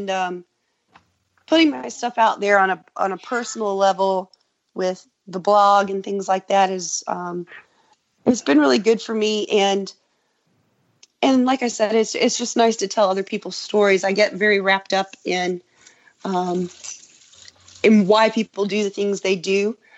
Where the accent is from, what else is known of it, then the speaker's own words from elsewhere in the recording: Sweeney, Texas, United States; born there; also born or lived in Lubbock; I lived, was born in Sweeney, and then I lived in Lubbock for a few years.